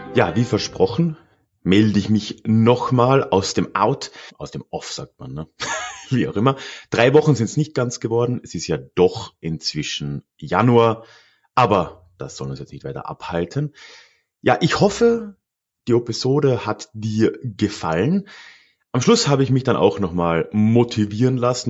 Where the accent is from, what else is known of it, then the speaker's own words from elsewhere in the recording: Freising, Bavaria, Germany; moved away as an adult; now in Munich, Germany; meiner alten Heimatstadt Freising